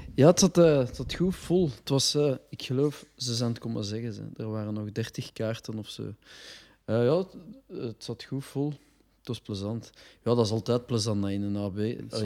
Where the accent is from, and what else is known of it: Brussels, Brussels-Capital Region, Belgium; accent: Brussels dialect